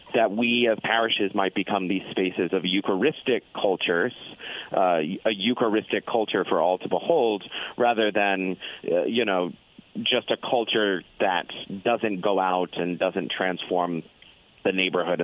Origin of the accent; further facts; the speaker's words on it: South Florida, United States; now in Granger, United States; I was born in South Florida. My parish was this sort of Irish Catholic parish